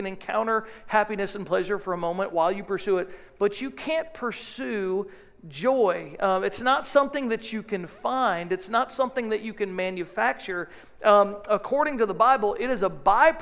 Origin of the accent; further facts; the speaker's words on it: United States; So as an American people